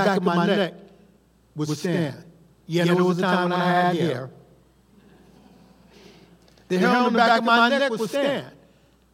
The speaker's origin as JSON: {"language": "English", "town": "Los Angeles", "region": "California", "country": "United States", "tie": "born or raised there", "said": "as a kid growing up in Los Angeles back in the 60s"}